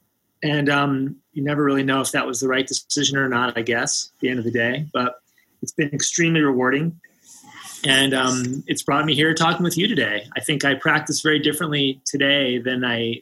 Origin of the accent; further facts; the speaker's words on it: just north of Washington, D.C., Maryland, United States; moved away as an adult; now in Boulder, United States; I grew up just north of Washington, D.C. in Maryland